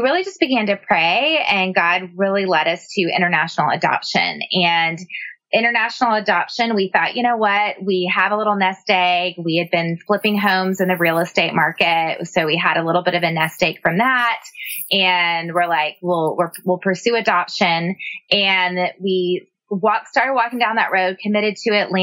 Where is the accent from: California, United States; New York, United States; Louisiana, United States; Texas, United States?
Texas, United States; San Antonio; also born or lived in Austin, Texas; I grew up in San Antonio